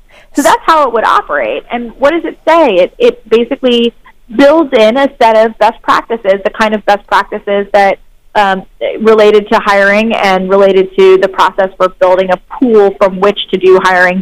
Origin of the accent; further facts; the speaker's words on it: Cincinnati, Ohio, United States; moved away as an adult; I grew up in Cincinnati, Ohio. I'm from the Midwest.